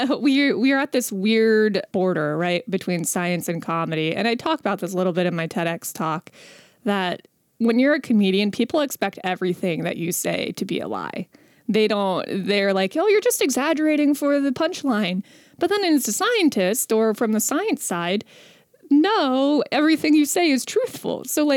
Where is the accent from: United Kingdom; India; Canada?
India; I used to have a joke about how how people would say things to me about being Indian, like because I'm Indian.